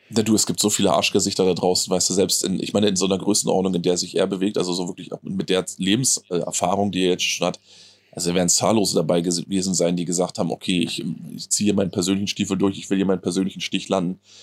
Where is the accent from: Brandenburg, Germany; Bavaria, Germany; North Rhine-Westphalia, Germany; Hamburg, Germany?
Brandenburg, Germany; Friesack area; moved away; meine alte Heimat, wenn du so willst. Ne? Das, ich ich fall quasi aus, der, aus meiner heimatlichen Haustür und äh, bin quasi schon in Friesack